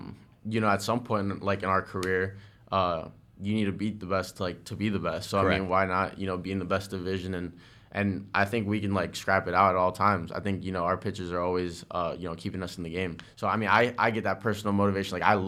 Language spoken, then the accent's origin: English; Parkland, Florida, United States; I grew up in Parkland. I always wanted to face Rizzo